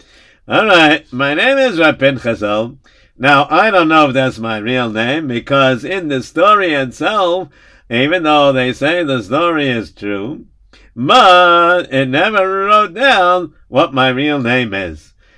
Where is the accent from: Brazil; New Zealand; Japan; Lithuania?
Lithuania; now in United States; When I finish selling it, I travel back, and I come back to my hometown in Yaneva, in Lithuania.